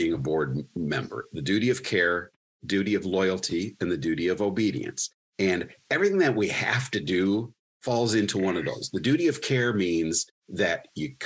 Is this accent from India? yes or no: no; Wyandotte, Michigan, United States; also born or lived in Dearborn / Lincoln Park / Westland / Canton; I was born in Dearborn, raised in Wyandotte